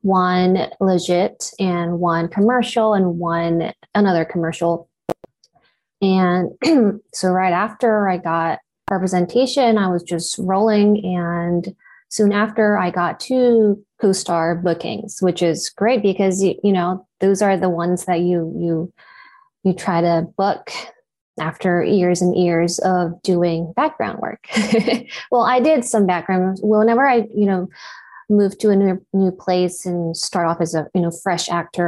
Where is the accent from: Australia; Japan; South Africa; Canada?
Japan; first language Japanese; English is a second language; moved away; My first language is Japanese, but I always feel like I had to, you know, catch up with my English.